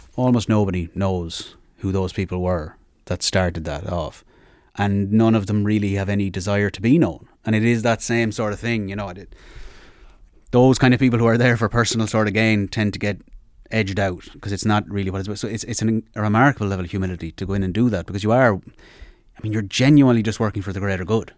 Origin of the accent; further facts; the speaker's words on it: Sligo, Connacht, Ireland; I'm a Sligo man as far as I'm from Sligo.